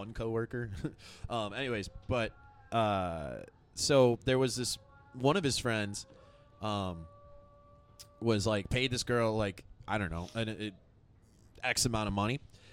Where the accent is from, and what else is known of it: United States; born or raised there